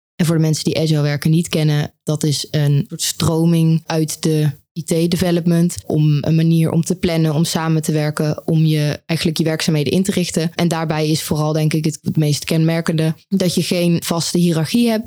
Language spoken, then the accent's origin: Dutch; Oss, North Brabant, Netherlands; moved away as an adult; now in Eindhoven, Netherlands; Ik kom oorspronkelijk uit Os